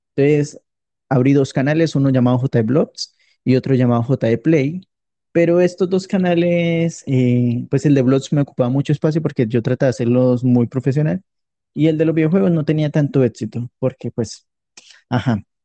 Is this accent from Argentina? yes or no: no; Colombia; yo soy colombiano